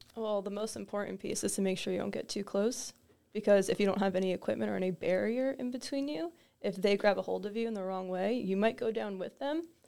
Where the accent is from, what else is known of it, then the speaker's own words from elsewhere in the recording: Toms River, New Jersey, United States; I grew up in Tom's River, so very local to the area